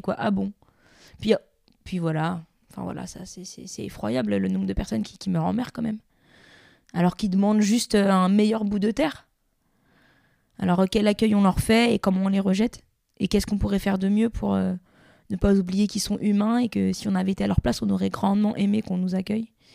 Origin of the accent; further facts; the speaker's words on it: Gennevilliers, Île-de-France, France; On a joué dans la rue à Gennevilliers, euh, qui est ma ville natale